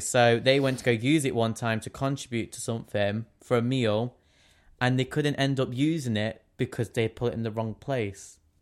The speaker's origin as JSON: {"language": "English", "region": "England", "country": "United Kingdom", "said": "we're English"}